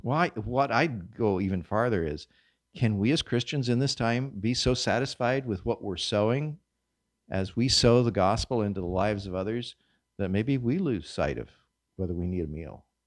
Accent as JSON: {"language": "English", "region": "Kansas", "country": "United States", "tie": "born or raised there", "moved": "yes", "said": "I come from Kansas, hard red winter wheat. We sowed that in the fall"}